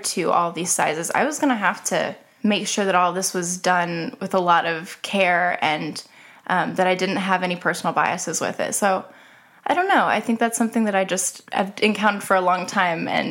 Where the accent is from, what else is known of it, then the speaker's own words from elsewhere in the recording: Snyder, Oklahoma, United States; I grew up in Snyder, Oklahoma